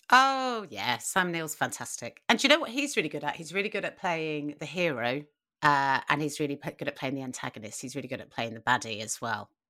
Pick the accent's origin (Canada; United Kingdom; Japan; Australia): United Kingdom; we're British and we say schedule